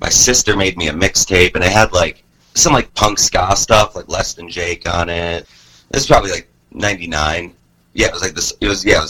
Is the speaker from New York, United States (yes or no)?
yes; Syracuse, New York, United States; moved away as an adult; also born or lived in Binghamton, New York / South Florida; now in Columbia, United States; I was born in Syracuse, New York.